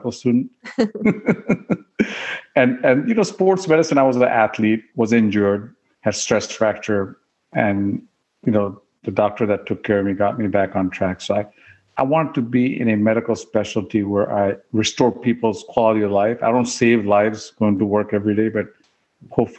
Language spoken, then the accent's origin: English; Oklahoma, United States; moved away; I grew up in Oklahoma